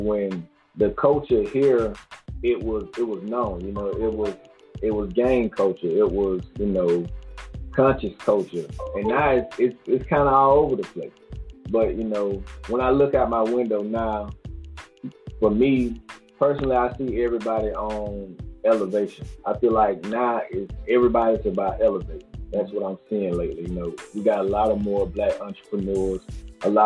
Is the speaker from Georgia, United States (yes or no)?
yes; Macon, Georgia, United States